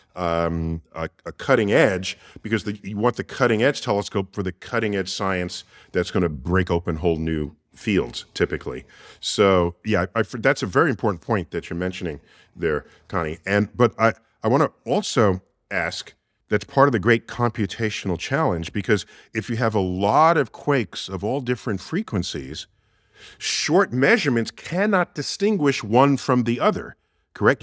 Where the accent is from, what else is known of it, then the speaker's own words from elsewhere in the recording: New York City, New York, United States; my hometown, New York City